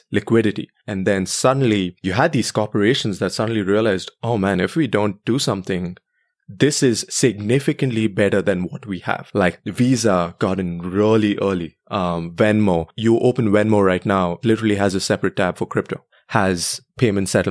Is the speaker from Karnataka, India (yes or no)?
yes; Bangalore, Karnataka, India; moved away; I was born and raised in Bangalore, India